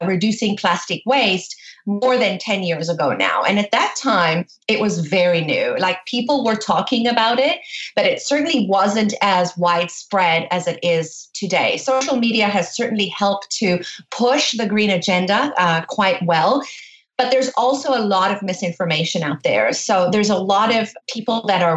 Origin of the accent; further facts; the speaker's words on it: South Africa; I grew up in South Africa